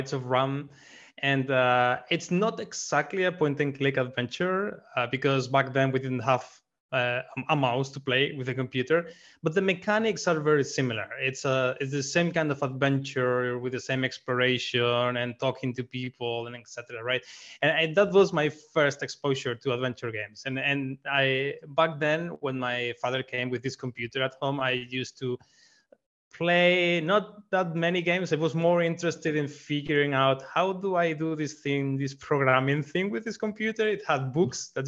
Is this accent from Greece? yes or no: no; Spain; moved away as an adult; also born or lived in Switzerland; I'm from Spain, and I'm a software engineer